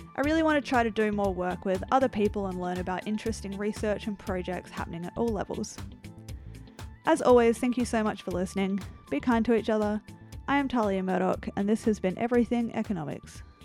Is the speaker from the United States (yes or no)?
no; Australia; my home country, Australia